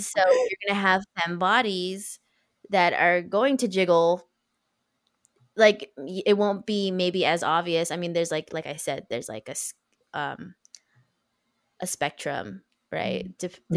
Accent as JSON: {"language": "English", "country": "United States", "said": "as an American in like a Western culture"}